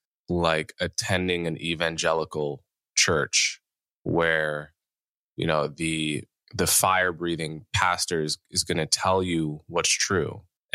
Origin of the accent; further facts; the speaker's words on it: Montclair, New Jersey, United States; I grew up in Montclair, New Jersey